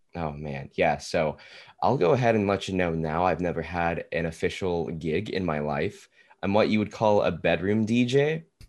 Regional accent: Tulsa, Oklahoma, United States; now in Oklahoma City, United States; I currently live in Oklahoma City. I am from Tulsa, though

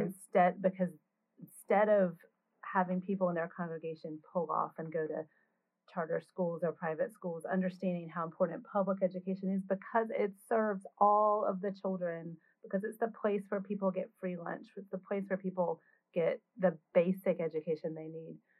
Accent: North Carolina, United States; I grew up in North Carolina as a Baptist

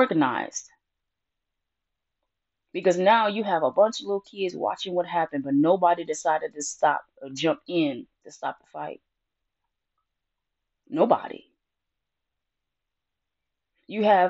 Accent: Detroit, Michigan, United States; our black schools in my hometown in Detroit

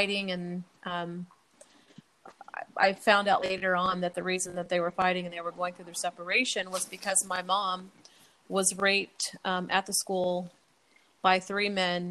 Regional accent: Indianapolis, Indiana, United States; also born or lived in Bloomfield, Indiana; I grew up in Indiana, Indianapolis, Indiana. And my family moved out to a small little town called Bloomfield, Indiana

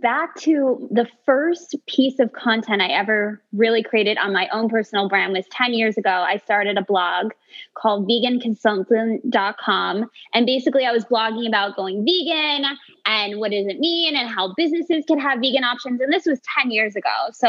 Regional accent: New York, United States; now in Las Vegas, United States; I've been here for about 14 years. I am originally from New York, and I kept leaving Las Vegas.

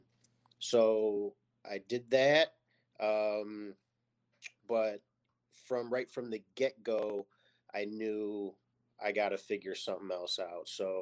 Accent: Lockport, New York, United States; I grew up in Lockport, New York, which is a small city outside of Buffalo in Niagara Falls, New York

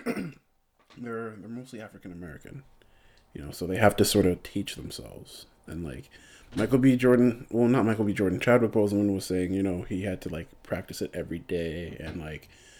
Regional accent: Jamaica; I'm Jamaican too

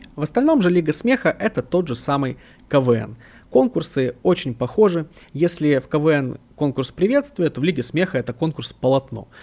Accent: Odesa, Odesa Oblast, Ukraine; я сам из Украины, из Одессы

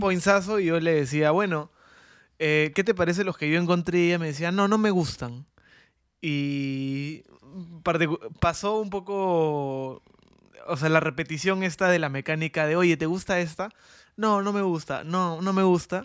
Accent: Peru; somos peruanos

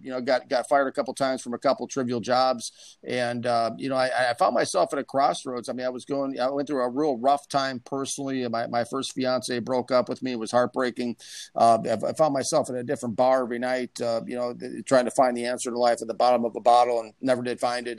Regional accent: Minnesota, United States; I'm from Minnesota

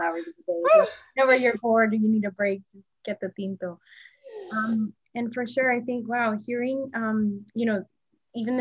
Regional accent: Pasto, Nariño, Colombia; moved away; I was born in Pasto, in Nariño, in the south

